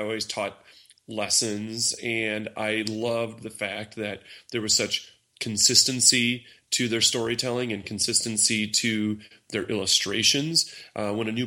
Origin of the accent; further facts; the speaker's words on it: Austin, Minnesota, United States; I'm from Austin, Minnesota.